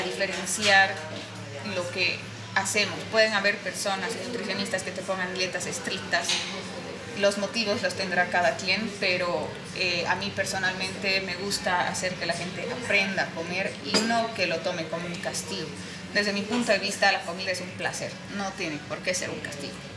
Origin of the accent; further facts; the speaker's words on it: Sucre, Chuquisaca, Bolivia; soy de Sucre